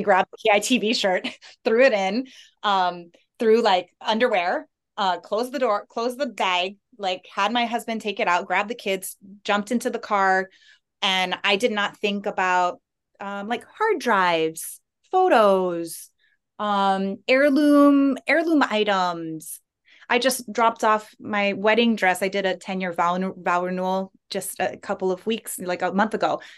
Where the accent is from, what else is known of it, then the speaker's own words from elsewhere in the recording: Big Island, Hawaii, United States; moved away as an adult; now in Maui, United States; I moved from the Big Island where I'm from